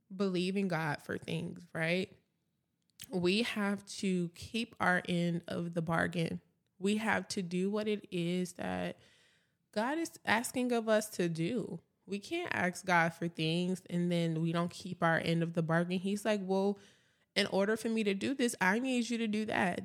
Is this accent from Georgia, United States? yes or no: yes; Atlanta, Georgia, United States; now in Dallas, United States; I'm originally from Atlanta, Georgia